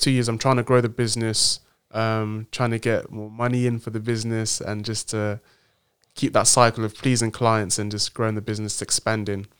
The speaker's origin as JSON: {"language": "English", "country": "Nigeria", "also_born_or_lived": "Cambridge, United Kingdom", "moved": "yes", "lives_now": "London, United Kingdom", "said": "I'm a proud Nigerian man living in in the in the UK in London"}